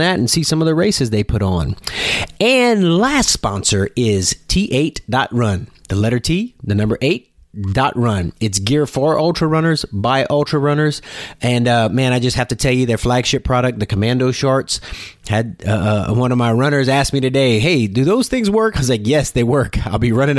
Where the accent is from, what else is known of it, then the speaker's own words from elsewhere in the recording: South Louisiana, United States; I'm from South Louisiana.